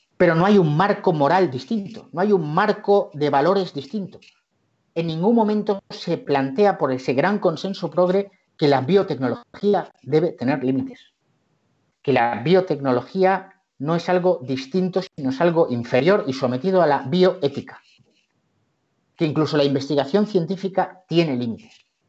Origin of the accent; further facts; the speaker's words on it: Barcelona, Catalonia, Spain; soy catalán, nacido en Barcelona